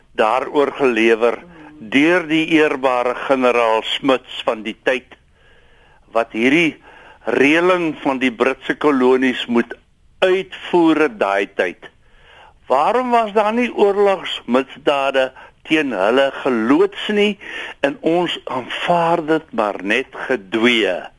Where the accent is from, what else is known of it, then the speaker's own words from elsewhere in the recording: South Africa; ons as Afrikaners